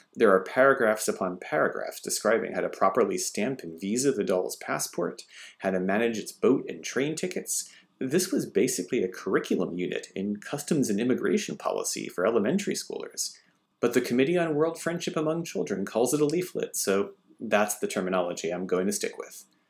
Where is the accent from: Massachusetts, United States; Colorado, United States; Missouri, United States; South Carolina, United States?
Massachusetts, United States; moved away as an adult; now in Japan; my home state of Massachusetts